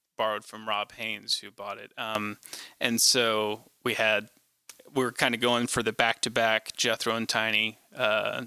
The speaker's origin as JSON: {"language": "English", "town": "Nashville", "region": "Tennessee", "country": "United States", "tie": "born or raised there", "said": "I'm from Nashville"}